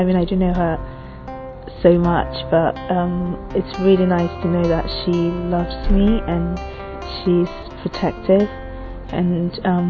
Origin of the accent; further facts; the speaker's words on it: Ghana; It's a Ghanaian name. I come from Ghana, and it was given to me by my parents because it means God bless me. I'm 21 years of age.